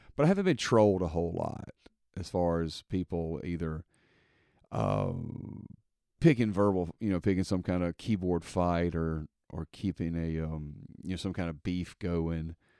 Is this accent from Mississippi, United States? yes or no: yes; Mississippi, United States; I'm from Mississippi, so I put, people say Walmarts